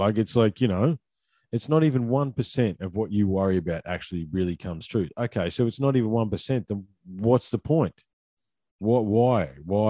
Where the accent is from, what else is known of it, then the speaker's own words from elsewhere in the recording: Australia; But as an Aussie, we don't, well, as an old school Aussie bloke, I don't worry about that stuff, right?